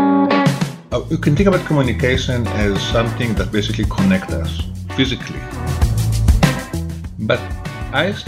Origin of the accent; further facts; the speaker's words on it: Jerusalem, Jerusalem District, Israel; I grew up in Jerusalem